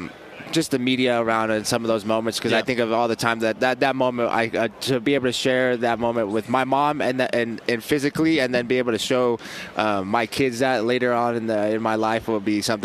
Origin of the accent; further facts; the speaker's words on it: Las Vegas, Nevada, United States; also born or lived in Utah; this is my hometown in Las Vegas. I was born out here.